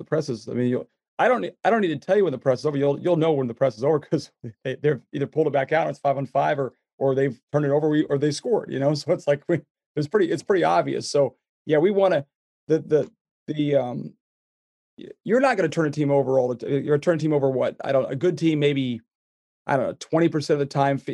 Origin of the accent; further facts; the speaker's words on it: Iowa, United States; I grew up in Iowa, so I'm not a farmer, but I was around enough farmers